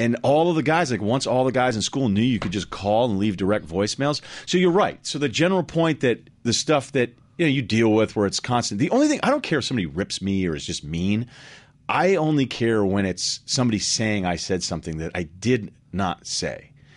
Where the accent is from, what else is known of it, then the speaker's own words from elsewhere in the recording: Massachusetts, United States; also born or lived in Boston; I lived there. I'm from Massachusetts